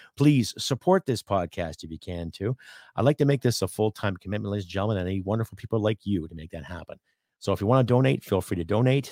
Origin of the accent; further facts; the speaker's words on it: Canada; we as the Canadian people